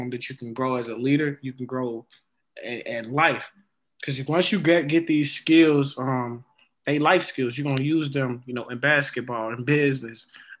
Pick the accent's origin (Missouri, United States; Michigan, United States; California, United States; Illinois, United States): Illinois, United States; Chicago; growing up in Chicago